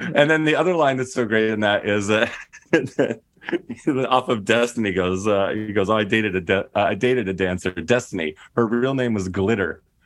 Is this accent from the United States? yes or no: yes; Inland Empire, California, United States; I grew up in the Inland Empire.